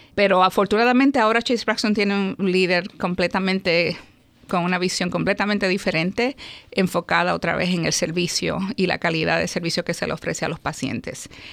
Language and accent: Spanish; Puerto Rico; also born or lived in New York, United States; me, crié en Puerto Rico